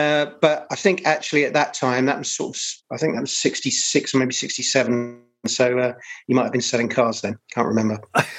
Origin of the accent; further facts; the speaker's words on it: London, United Kingdom; moved away as an adult; now in Devon, United Kingdom; I grew up in Catford for my sins. But the family rule, sort of southwest London, so that's where that comes from.